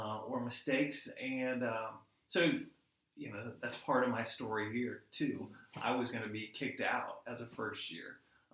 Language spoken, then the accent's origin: English; Pensacola, Florida, United States; moved away as an adult; I'm originally from Pensacola, Florida, so I don't have family around here